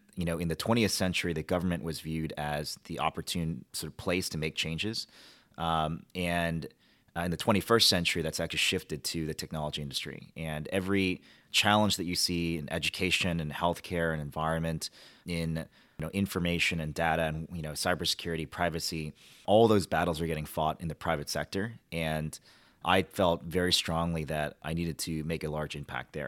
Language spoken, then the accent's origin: English; Washington, Washington, D.C., United States; also born or lived in Michigan; My parents actually moved to Washington